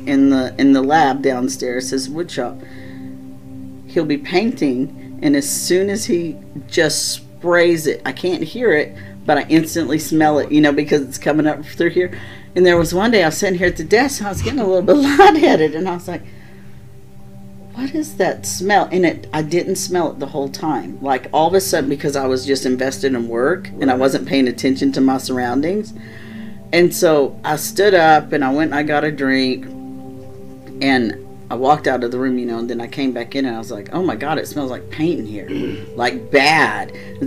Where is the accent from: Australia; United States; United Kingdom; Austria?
United States; the South; now in Midwest, United States; just because I'm from the South, we, our whole lives, were taught if you had servants or you knew about having slaves or whatever, you didn't talk about it openly.